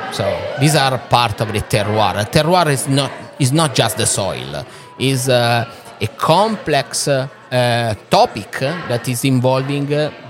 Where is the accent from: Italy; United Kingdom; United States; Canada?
Italy; English is a second language; So, it's colder here than in my hometown in Italy.